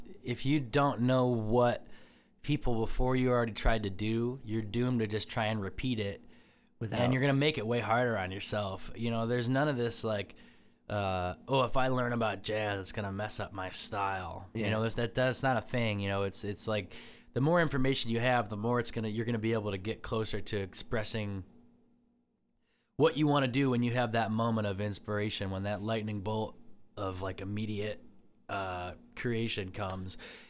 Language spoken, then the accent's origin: English; Medina, Ohio, United States; I grew up in Medina, you know, and Cloverleaf High School.